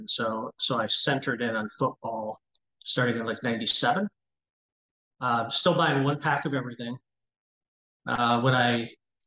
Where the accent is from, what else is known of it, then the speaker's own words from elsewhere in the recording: Cleveland, Ohio, United States; I grew up in Cleveland